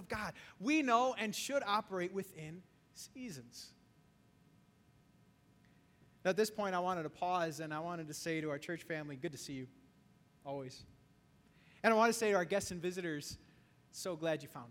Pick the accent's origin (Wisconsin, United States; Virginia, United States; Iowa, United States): Wisconsin, United States; now in Chicago, United States; Growing up in Wisconsin